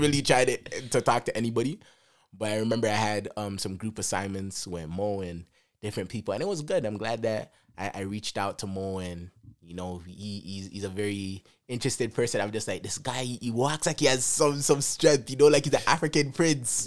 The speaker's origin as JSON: {"language": "English", "country": "Jamaica", "said": "Jamaica, I'm from Jamaica."}